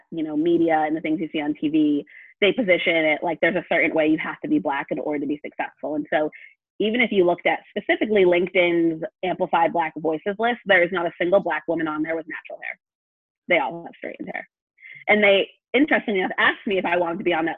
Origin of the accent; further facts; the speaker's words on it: New England, United States; I'm from New England